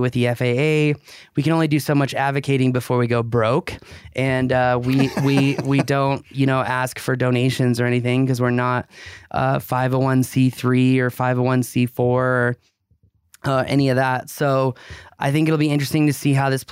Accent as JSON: {"language": "English", "country": "United States", "said": "I'm an American libertarian"}